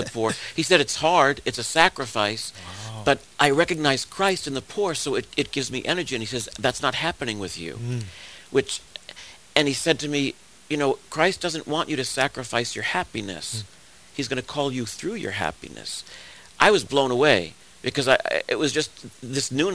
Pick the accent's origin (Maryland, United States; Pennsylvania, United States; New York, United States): New York, United States; New York City; also born or lived in Long Island, New York / Manhattan, New York; I was born in the Bronx. The seminary I'm at now is a few miles away from where I was born. When I was 9, we moved out to Long Island, and I went to college there.